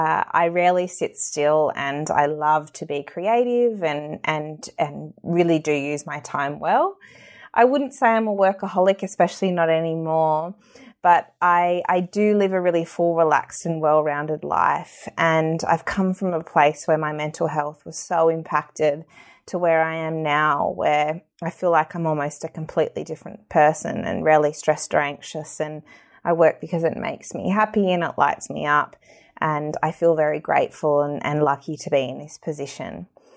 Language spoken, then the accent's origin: English; Tasmania, Australia; I've been to every state across Australia except Tasmania, which is my home state.